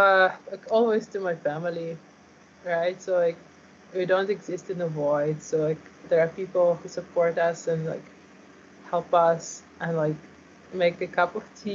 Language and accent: English; Ukraine; born there; So, right, I was born in Ukraine. So right now Russia invaded Ukraine and there is active war going on.